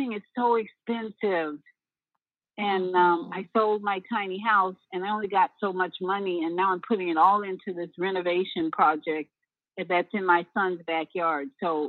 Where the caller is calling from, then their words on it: Orlando, Florida, United States; in Orlando, Florida. A little chilly down here right now, but we're going to be warmer later on today.